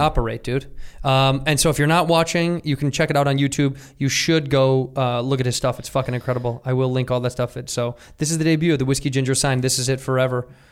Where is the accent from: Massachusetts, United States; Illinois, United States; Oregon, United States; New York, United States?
Illinois, United States; Chicago; When I was a youth, I grew up in Chicago.